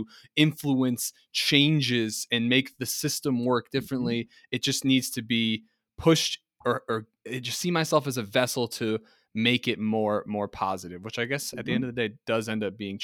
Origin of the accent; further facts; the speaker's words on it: United States; the real responsibility of being American really dawned on me